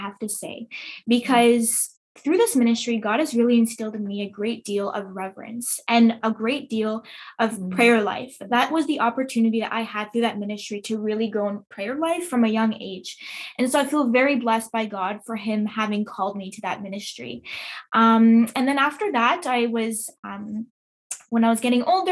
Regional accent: Montreal, Quebec, Canada; I was born and raised in Montreal.

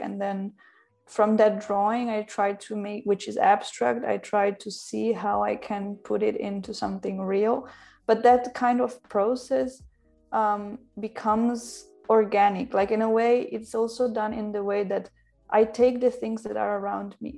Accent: Italy; moved away as an adult; also born or lived in Milan, Italy / Berlin, Germany / London, United Kingdom / Mexico City, Mexico; now in Paris, France; I'm half Italian and half Slovak. And I grew up in Italy, I studied there, I studied in Milano.

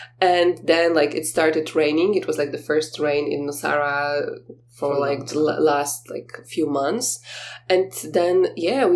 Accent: Poland; I told you that I'm from Poland

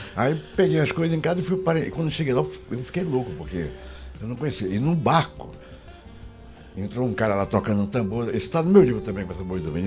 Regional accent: Manaus, Amazonas, Brazil; sou lá de Manaus

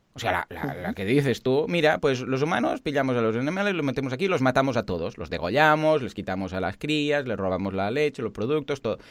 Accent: Mataró, Catalonia, Spain; also born or lived in Barcelona; yo soy de Mataró

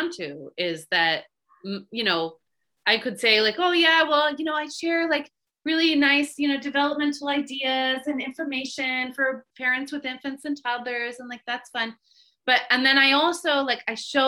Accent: Bay Area, California, United States; I'm from the Bay Area

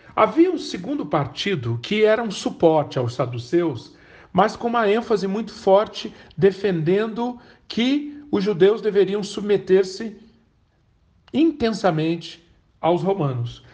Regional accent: Brazil

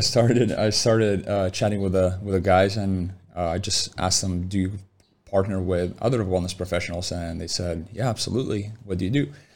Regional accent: Lithuania; moved away; born and raised in Lithuania

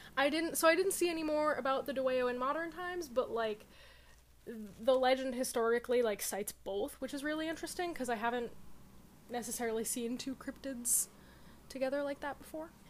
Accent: Connecticut, United States; I'm from Connecticut. We don't pronounce T's anyway

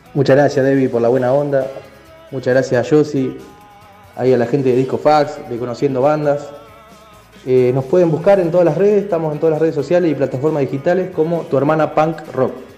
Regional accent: San Nicolás de los Arroyos, Buenos Aires Province, Argentina; Somos de San Nicolás de los Arroyos, eh, en la provincia de Buenos Aires.

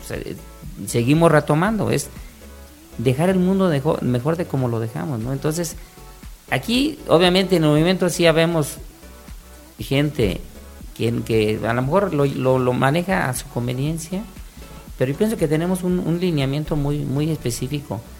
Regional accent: Quintana Roo, Mexico; nosotros somos de Quintana Roo

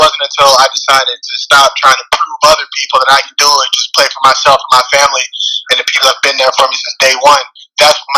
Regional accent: Atlanta, Georgia, United States; born and raised in Atlanta, Georgia

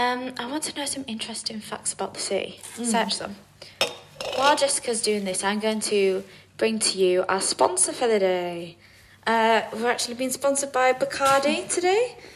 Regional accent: England, United Kingdom; we're both from England

